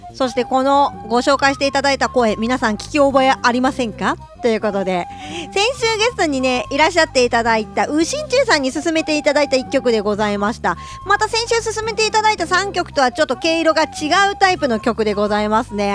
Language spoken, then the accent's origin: Japanese; Ishikawa, Japan; 地元石川県の話